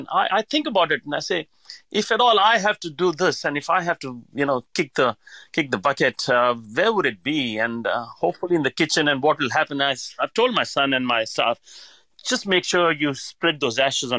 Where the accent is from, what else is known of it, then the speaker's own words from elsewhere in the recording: Hyderabad, Telangana, India; I mean, I come from Hyderabad where every dish had a name.